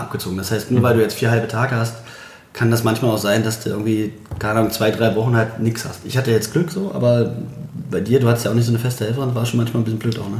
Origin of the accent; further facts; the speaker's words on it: Bitterfeld, Saxony-Anhalt, Germany; also born or lived in Berlin; now in Leipzig, Germany; bin ja Bitterfeld-Halle da so groß geworden